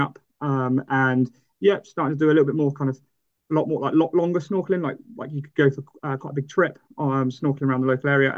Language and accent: English; Portland, South West England, United Kingdom; I grew up in Portland in Dorset